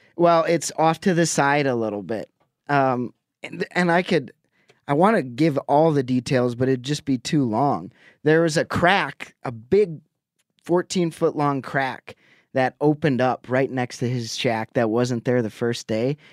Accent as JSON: {"language": "English", "area": "Lake Winnebago", "region": "Wisconsin", "country": "United States", "tie": "born or raised there", "moved": "yes", "said": "a local watering hole back on Lake Winnebago. That's where I grew up in Wisconsin"}